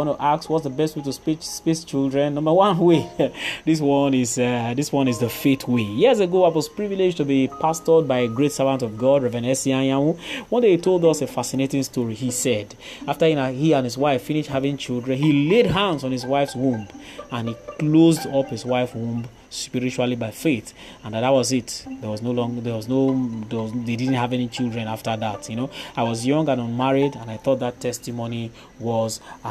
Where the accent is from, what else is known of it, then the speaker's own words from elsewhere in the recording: Warri, Delta, Nigeria; growing up in Warri, somewhere around Igbi Street